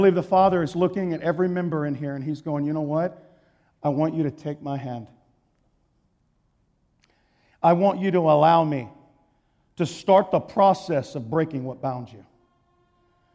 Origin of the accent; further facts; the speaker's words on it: Texas, United States; I'm from Texas